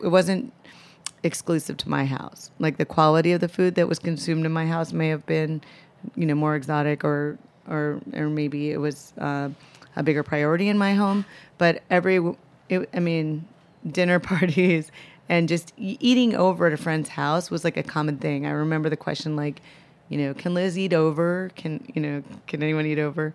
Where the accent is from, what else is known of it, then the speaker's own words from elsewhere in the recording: Minneapolis, Minnesota, United States; moved away as an adult; also born or lived in Chicago; now in New York, United States; I grew up in Minneapolis